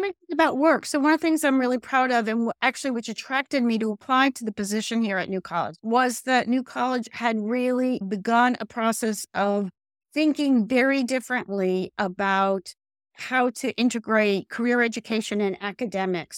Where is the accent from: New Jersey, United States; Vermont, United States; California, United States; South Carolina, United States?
New Jersey, United States; moved away as an adult; also born or lived in Columbia, Missouri; born and raised in New Jersey.